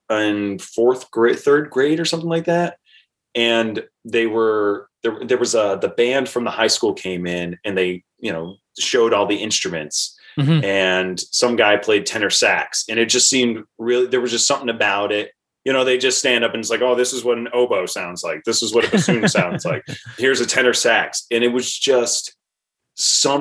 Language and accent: English; Portsmouth, Rhode Island, United States; I grew up in Portsmouth, Rhode Island, which is on Aquidneck Island in Rhode Island